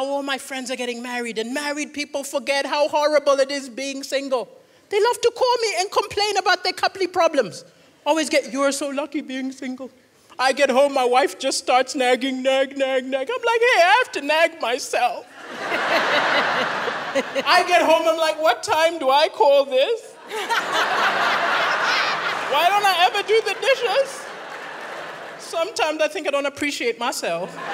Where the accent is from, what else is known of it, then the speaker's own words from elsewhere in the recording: Malawi; moved away as an adult; now in Manchester, United Kingdom; I'm from Malawi, but I live in Manchester.